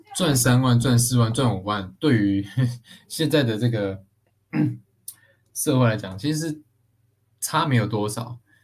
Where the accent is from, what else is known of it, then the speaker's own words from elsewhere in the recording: Taichung, Taiwan; 我是台中人嘛，那台中就有很多这种工厂啊